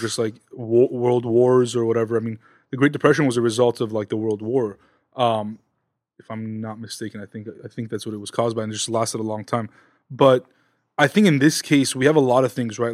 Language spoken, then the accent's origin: English; Los Angeles, California, United States; we're both from Southern California, L A specifically